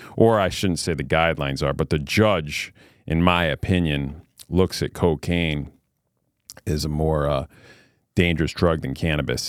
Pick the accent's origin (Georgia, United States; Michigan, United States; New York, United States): New York, United States; Queensbury; I grew up in a little town called Queensbury, New York. It's in upstate New York near uh, between Saratoga Springs and Lake George, New York